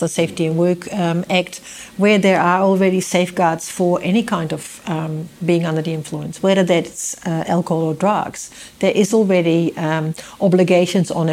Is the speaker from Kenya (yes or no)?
no; Netherlands; moved away as an adult; also born or lived in Amsterdam; now in New Zealand; Not only did I live in Holland for 25 years